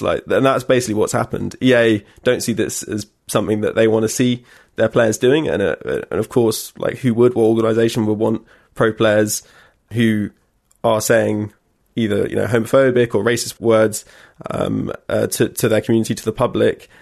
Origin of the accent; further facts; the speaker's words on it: London, United Kingdom; I'm from London as well